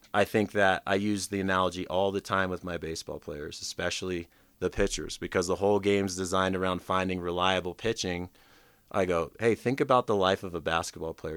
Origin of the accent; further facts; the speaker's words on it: Anchorage, Alaska, United States; I grew up in Anchorage, Alaska